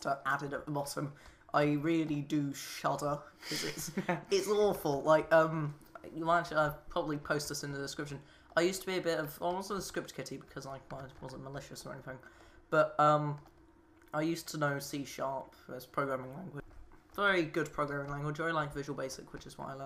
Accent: United Kingdom; we're British people

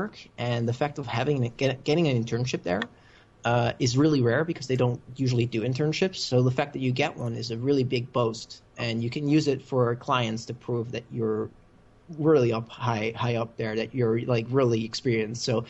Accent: Netherlands; accent: American; English is a second language; Originally, I'm from the Netherlands, and that's actually where I am right now.

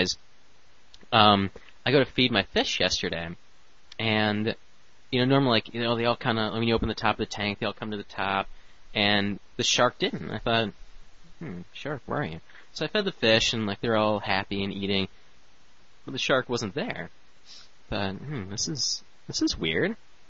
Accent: Royal Oak, Michigan, United States; also born or lived in Detroit; I used to live down here in Detroit, and then now I am working up in Royal Oak, so I moved up to Royal Oak, which is my hometown. That's where I grew up.

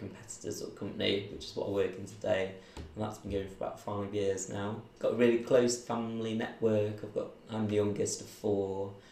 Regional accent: Manchester, North West England, United Kingdom; also born or lived in Belfast; grew up just in and around Manchester boroughs, around Trafford

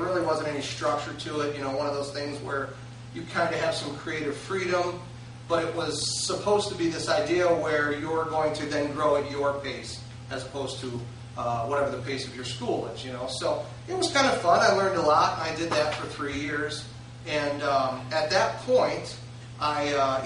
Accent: Roseville, United States; I grew up in Roseville

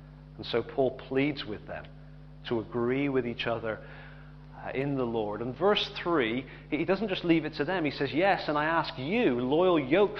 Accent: England, United Kingdom; I'm glad I'm English

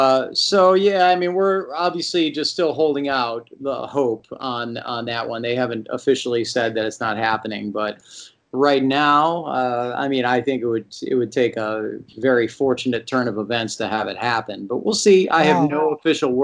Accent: Chicago suburbs, Illinois, United States; I grew up in the Chicago suburbs

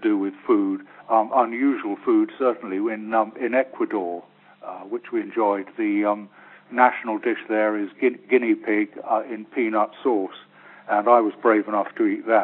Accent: England, United Kingdom

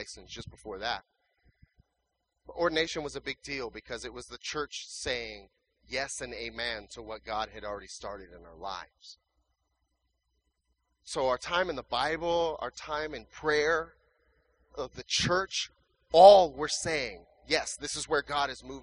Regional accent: California, United States; moved away as an adult; also born or lived in Riverside, California; now in Phoenix, United States; we're from California

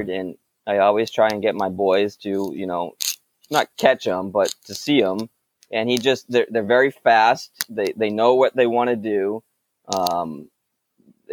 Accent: Raynham, Massachusetts, United States; I grew up in Rainham, Massachusetts

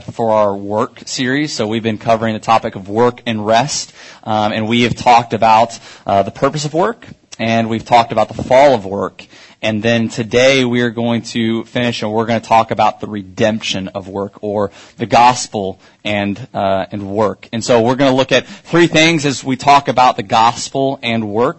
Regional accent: Kansas City, United States; I'm from Kansas City, and so I didn't get to grow up near all these awesome theme parks.

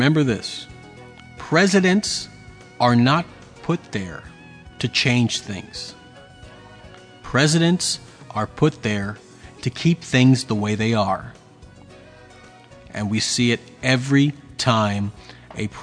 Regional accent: Texas, United States; moved away; of the Libertarian Party of Texas, one of my home state

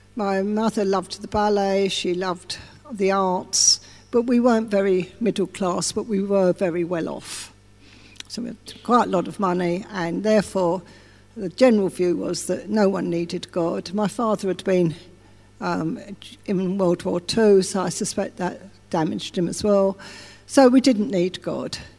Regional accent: England, United Kingdom; I'm English as well

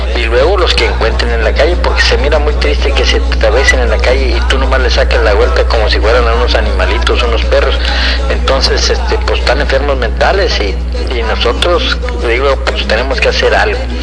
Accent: Río Bravo, Tamaulipas, Mexico; vengo de un rancho de Río Bravo

